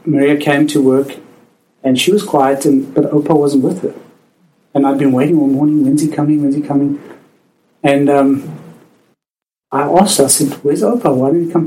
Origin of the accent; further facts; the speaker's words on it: South Africa; accent: South African; now in Canada; as you can hear from my accent, I am South African, and I grew up in the very oppressive apartheid regime